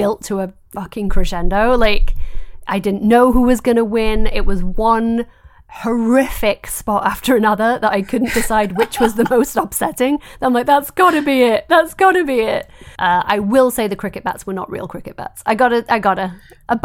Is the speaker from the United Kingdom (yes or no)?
yes; United Kingdom; as a British person who is constantly corrected on her pronunciation